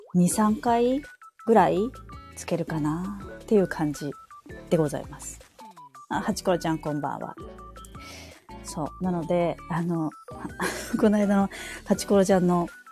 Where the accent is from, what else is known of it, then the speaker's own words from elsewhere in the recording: Saitama, Japan; moved away as an adult; also born or lived in Hiroshima Prefecture; now in Sapporo, Japan; 私はもともとあの本州出身、あの埼玉、実家が埼玉なんですけれども